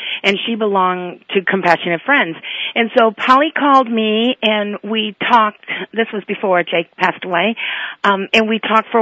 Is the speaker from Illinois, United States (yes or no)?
no; Indiana, United States; We're from Indiana